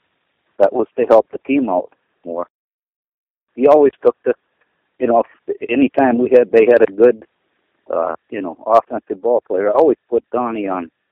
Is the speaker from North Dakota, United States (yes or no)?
yes; Crosby, North Dakota, United States; also born or lived in Dickinson, North Dakota / Epping, North Dakota; I was born in Crosby, North Dakota in 1946